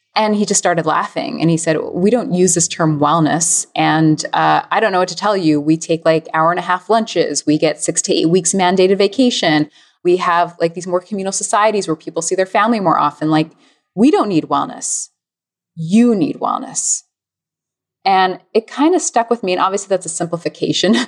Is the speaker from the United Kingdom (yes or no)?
no; United States